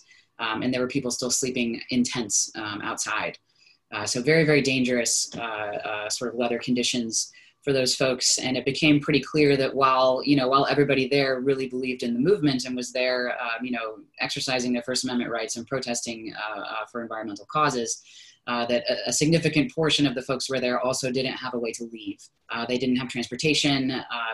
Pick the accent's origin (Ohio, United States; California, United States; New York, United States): Ohio, United States; Columbus; I'm from Columbus